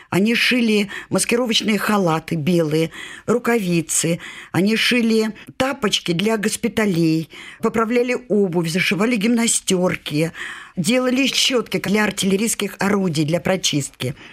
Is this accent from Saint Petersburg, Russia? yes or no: yes; Saint Petersburg, Russia; born there; Я родилась в Ленинграде, поэтому та часть моей семьи, это семья моей матери, блокадники все.